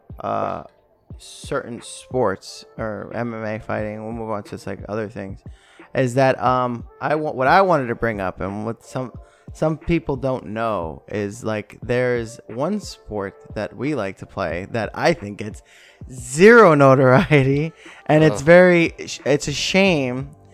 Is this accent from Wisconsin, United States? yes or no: no; New York, United States; growing up in New York, that was the game